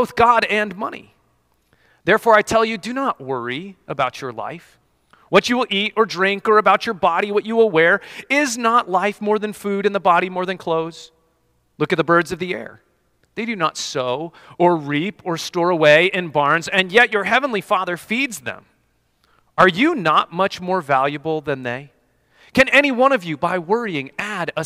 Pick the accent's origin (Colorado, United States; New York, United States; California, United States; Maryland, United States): Colorado, United States; moved away; I grew up in Colorado